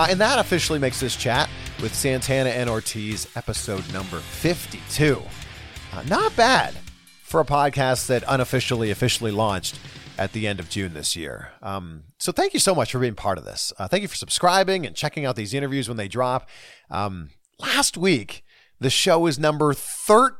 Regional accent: Canada; my home country of Canada

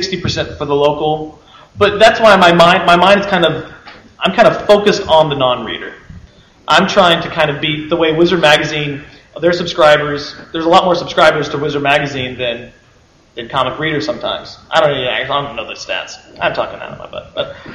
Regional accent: Fort Worth, Texas, United States; my hometown, Fort Worth

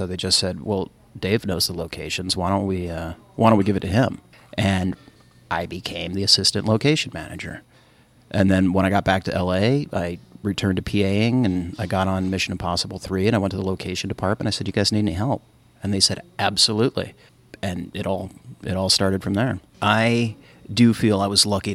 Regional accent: Kalamazoo, Michigan, United States; now in Los Angeles, United States; I grew up in Kalamazoo, Michigan.

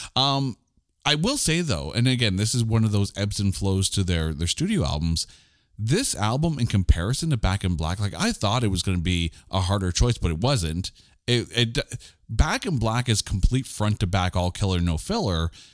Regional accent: Canada; being Canadian that I am

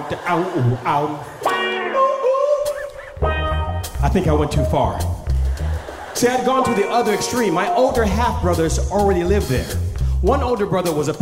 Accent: Oakland, California, United States; I grew up on East 14th in Oakland, California

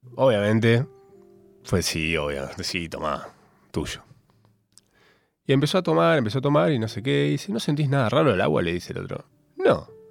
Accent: Capilla del Monte, Córdoba, Argentina; moved away as an adult; yo de chico viví en Capilla del Monte, Córdoba, hasta mis 19, y como buen cordobés

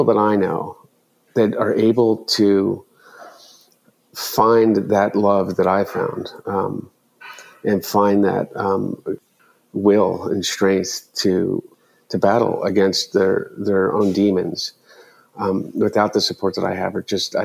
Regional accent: Delaware, United States; growing up in Delaware.

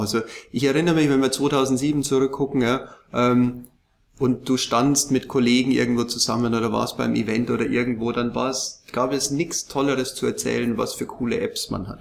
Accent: Ingolstadt, Bavaria, Germany; moved away as an adult; also born or lived in Munich; ich bin ja in, in, in Bayern geboren, in Ingolstadt und habe lang, lang in München gelebt

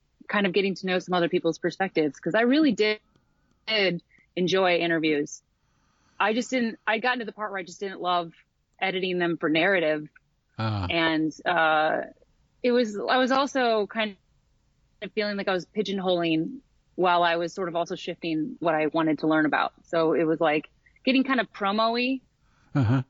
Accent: Midwest, United States; now in Portland, United States; I'm from the Midwest

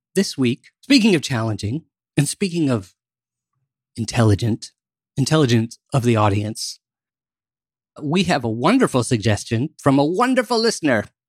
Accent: Maryland, United States; I grew up in Maryland

